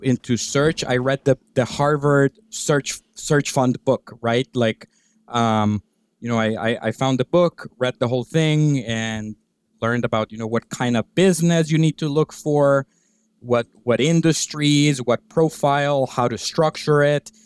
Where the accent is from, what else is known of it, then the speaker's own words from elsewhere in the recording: Guatemala; moved away as an adult; also born or lived in Virginia / New York City; I'm originally from Guatemala. I grew up there